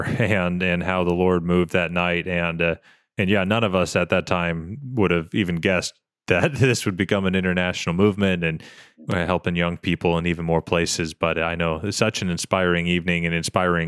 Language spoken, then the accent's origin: English; Harrison, Arkansas, United States; Harrison, Arkansas, year two, my hometown.